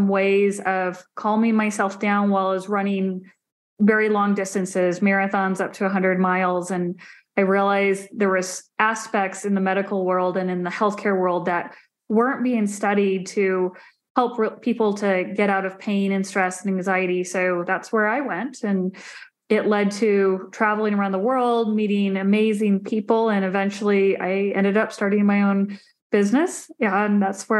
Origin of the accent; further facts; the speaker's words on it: Phoenix, Arizona, United States; I grew up in Arizona, a very hot desert in the Phoenix area